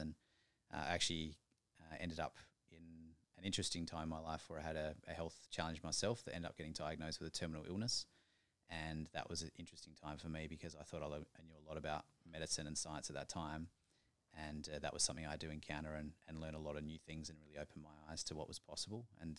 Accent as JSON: {"language": "English", "town": "Adelaide", "region": "South Australia", "country": "Australia", "tie": "born or raised there", "said": "Adelaide, actually. Down the bottom in the middle."}